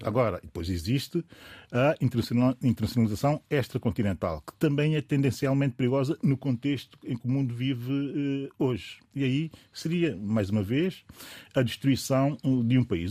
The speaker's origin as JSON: {"language": "Portuguese", "country": "São Tomé & Príncipe", "said": "enquanto São Tomense"}